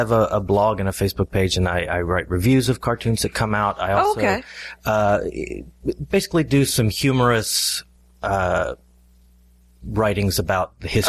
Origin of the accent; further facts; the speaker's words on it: Georgia, United States; moved away; I grew up in Georgia, but my grandparents lived in Florida